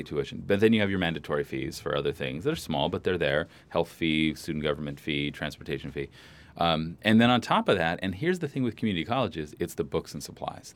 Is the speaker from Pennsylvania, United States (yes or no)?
no; San Francisco Bay Area, California, United States; moved away as an adult; now in Santa Barbara, United States; I'm from the Bay Area. I always assumed that I would go back there.